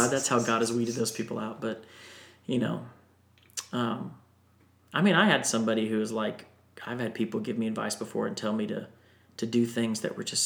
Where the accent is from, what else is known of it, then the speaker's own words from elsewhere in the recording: Florida, United States; I grew up in Florida